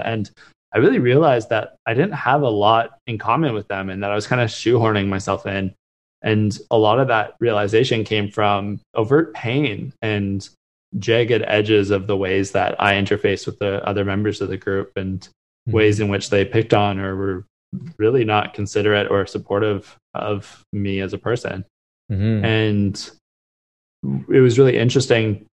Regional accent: Vancouver, British Columbia, Canada; also born or lived in Halifax; I grew up in Vancouver, spent my whole life there

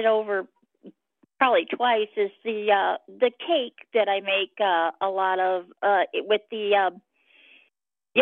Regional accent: Chicago, Illinois, United States; moved away; I'm originally from Chicago

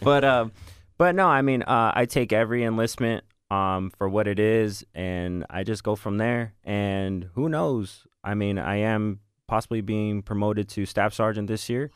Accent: Northern California, United States; moved away as an adult; I am from Northern California

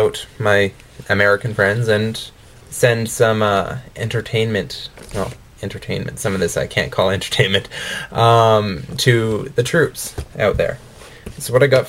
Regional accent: Calgary, Alberta, Canada; I'm from Calgary, Alberta.

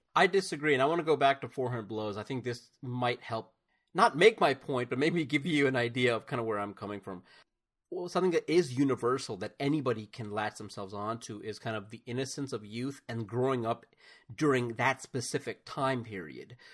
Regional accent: United States; as an American

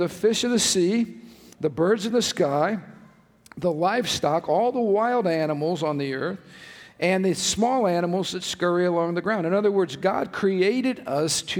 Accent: United States; I was born in America

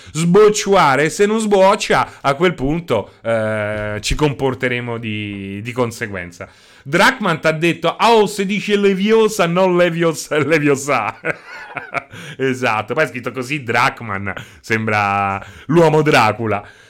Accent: Rome, Lazio, Italy; io so sono di Roma

